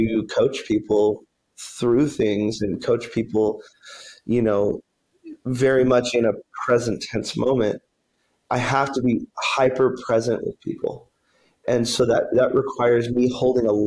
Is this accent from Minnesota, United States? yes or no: no; Wyoming, United States; now in Colorado, United States; I'm from Wyoming